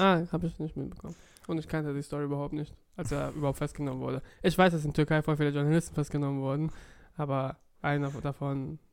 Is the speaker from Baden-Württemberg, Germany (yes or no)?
yes; Offenburg, Baden-Württemberg, Germany; now in Cologne, Germany; Offenburg, meine Heimatstadt damals